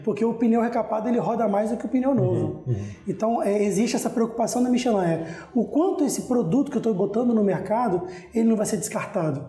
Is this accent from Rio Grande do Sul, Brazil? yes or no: no; Vitória, Espírito Santo, Brazil; eu sou capixaba, nasci aqui em Vitória